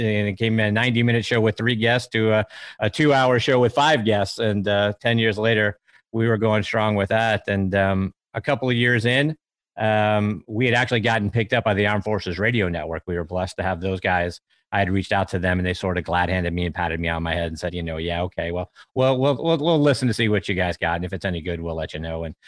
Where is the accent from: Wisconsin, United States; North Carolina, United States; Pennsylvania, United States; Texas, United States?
Pennsylvania, United States; Pittsburgh; I grew up in Pittsburgh